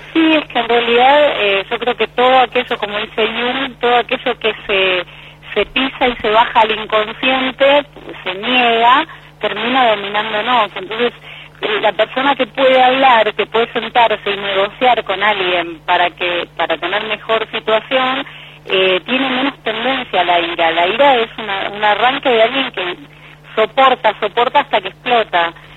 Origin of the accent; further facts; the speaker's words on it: Buenos Aires, Argentina; moved away as an adult; now in La Pampa, Argentina; Yo soy de, la ciudad de Buenos Aires